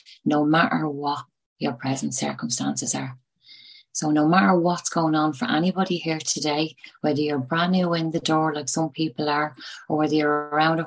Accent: Dublin, Leinster, Ireland; now in Tipperary, Ireland; I am from Dublin, but I live in Tipperary.

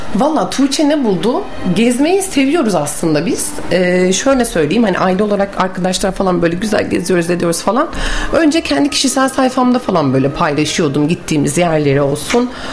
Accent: Bursa, Turkey; also born or lived in Mudanya; Bursalıyım. Mudanya'da ikametgah ediyoruz.

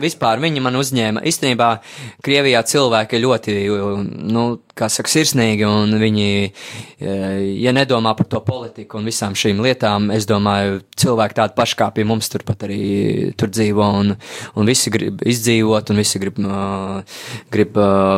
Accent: Ogre, Ogre Municipality, Latvia; neesmu no Latvijas, esmu no Ogres

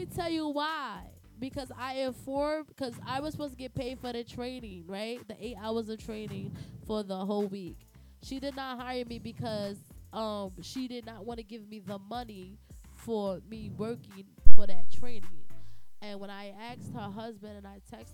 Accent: Trinidad & Tobago; accent: Trinidadian; moved away; also born or lived in Bronx, New York; I have a speech impediment because I'm from Trinidad and I have an accent

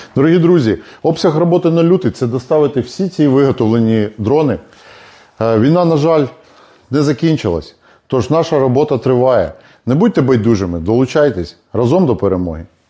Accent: Ukraine; мы из Украины

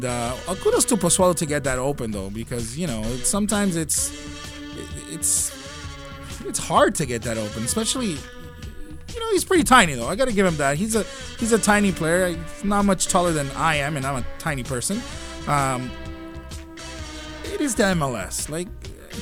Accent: Toronto, Ontario, Canada; we're from Toronto

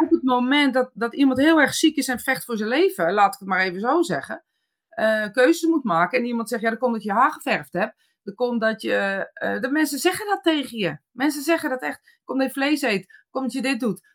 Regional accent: Netherlands; als Nederlanders

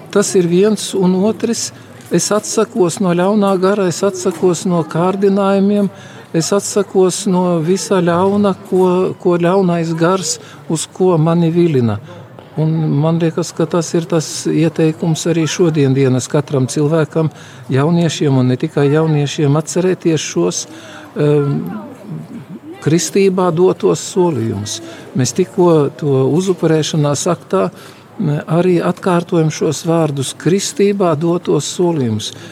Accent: Latvia; Ja es dzīvošu kā cilvēks, kā latvietis un būšu tāds ar visu atbildību un visu tā kā nākas, tad tas arī būs vislielākais pakalpojums Latvijai.

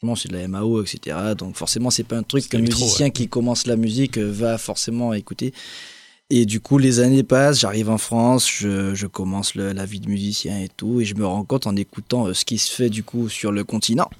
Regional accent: Guadeloupe; je suis des Antilles, de Guadeloupe

